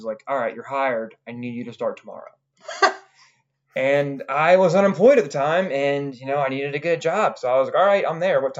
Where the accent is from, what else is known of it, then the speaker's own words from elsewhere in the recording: Towson, Maryland, United States; I'm from the area. I grew up in Towson